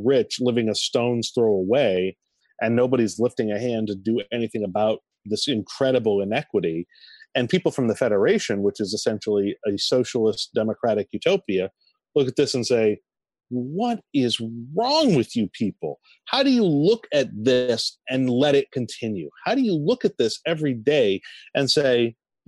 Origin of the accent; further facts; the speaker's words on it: New England, United States; as a New Englander and as someone, I'm half French myself